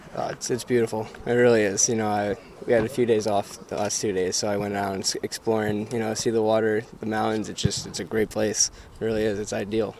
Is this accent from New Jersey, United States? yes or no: yes; New Jersey, United States; moved away; also born or lived in Connecticut; back in my home state